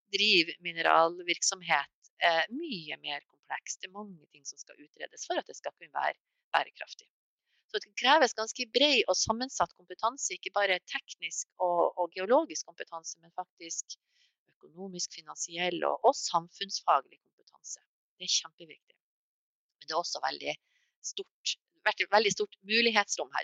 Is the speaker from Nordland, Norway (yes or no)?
yes; Mo i Rana, Nordland, Norway; Jeg kommer selv fra Mo i Rana